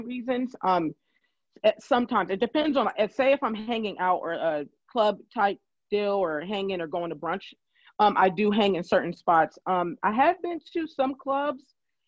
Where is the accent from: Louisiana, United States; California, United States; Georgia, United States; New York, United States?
California, United States; now in Philadelphia, United States; I am from California